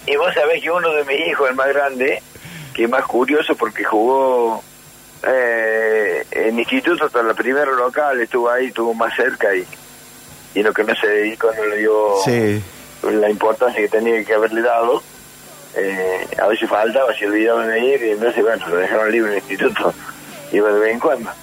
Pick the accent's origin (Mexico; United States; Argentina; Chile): Argentina; Córdoba; moved away as an adult; also born or lived in San Martín de Tucumán; yo cuando me fui de Córdoba, ya grande, ya, eh, 19 años, me voy a San Martín de Tucumán